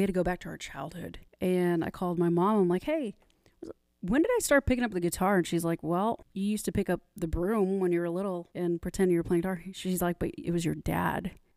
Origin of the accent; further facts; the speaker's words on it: Corpus Christi, Texas, United States; moved away as an adult; also born or lived in Southwest Harbor, Maine; originally from Corpus Christi, Texas, down south